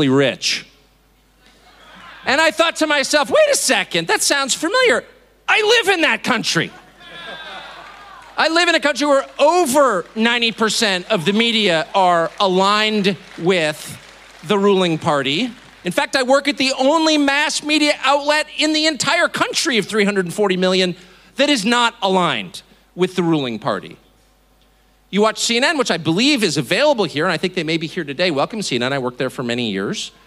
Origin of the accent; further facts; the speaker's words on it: United States; I am as patriotic American as you're gonna find